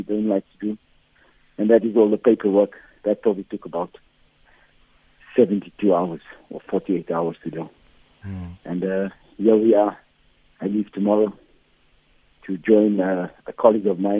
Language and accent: English; South Africa; as a South African